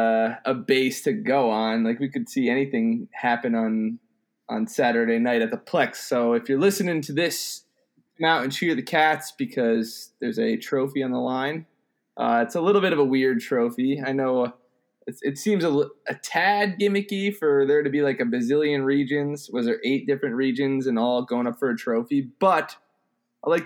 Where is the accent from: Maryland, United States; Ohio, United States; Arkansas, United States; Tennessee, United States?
Maryland, United States; Rockville; born or raised there